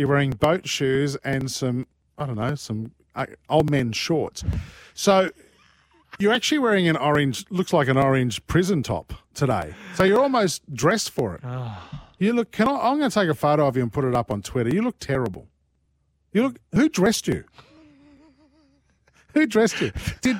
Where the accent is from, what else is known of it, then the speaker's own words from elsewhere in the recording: Sydney, New South Wales, Australia; I'm a Bankstown boy, mate.